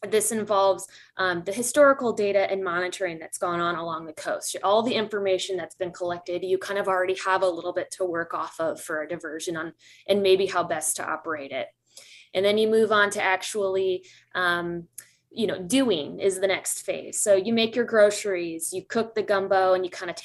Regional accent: Midwest, United States; I'm a Midwesterner at heart

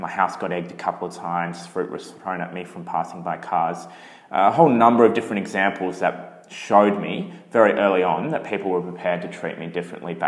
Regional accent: Brisbane, Queensland, Australia; My mum is Chinese, my dad's Italian, and I was born in Brisbane

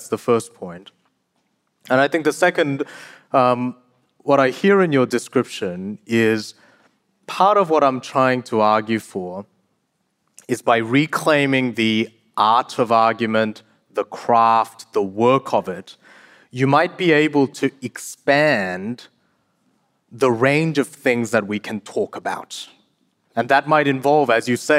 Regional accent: South Korea; moved away; I was born in South Korea

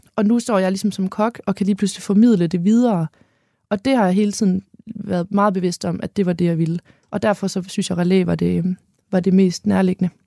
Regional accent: Holstebro, Central Denmark Region, Denmark; accent: North Jutlandic; now in Hanstholm, Denmark; jeg er født i Midtjylland, i Holstebro, på en øh, kvægård, hvor begge mine forældre er økologiske landmænd.

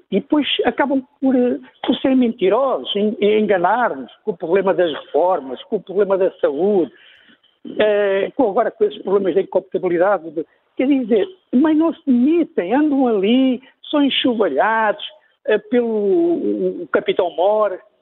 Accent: Mozambique; now in Portugal; eu sou moçambicano

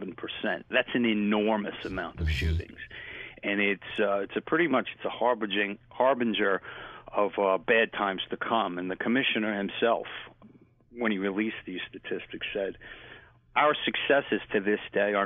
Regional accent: New York City, New York, United States; when I was growing up in Bushwick and Ridgewood

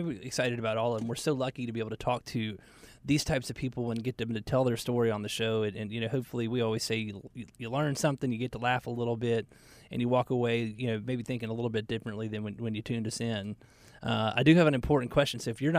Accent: Atlanta, Georgia, United States; I had a friend of mine that I grew up in Atlanta

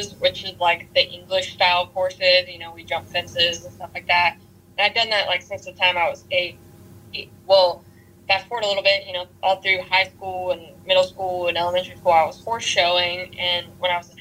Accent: North Carolina, United States; moved away as an adult; now in Texas, United States; I'm originally from North Carolina, and I am a female bull rider.

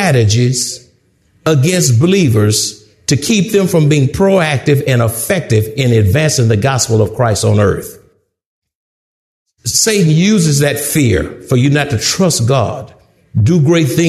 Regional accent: Houston, Texas, United States; I'm from Houston

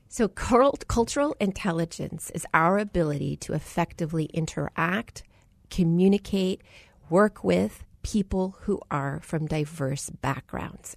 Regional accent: United States; the first generation American. I was born to a Punjabi Sikh father who immigrated from India, New Delhi

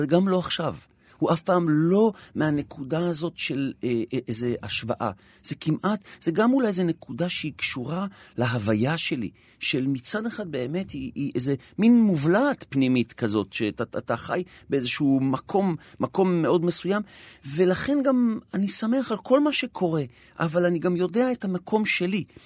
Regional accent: Jerusalem, Jerusalem District, Israel; גדלתי בנחלאות

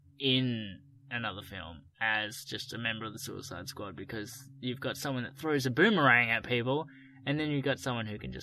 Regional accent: Australia; we're Australian

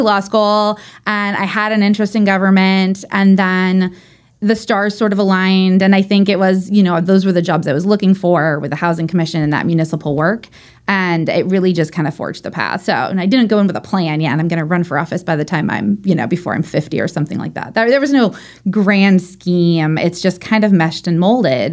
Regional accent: Orange County, California, United States; moved away as an adult; also born or lived in Long Beach; now in San Diego, United States; I grew up in Orange County.

